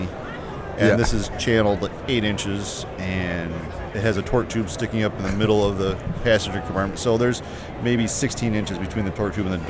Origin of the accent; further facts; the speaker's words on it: Bay City, Michigan, United States; I'm from Bay City, Michigan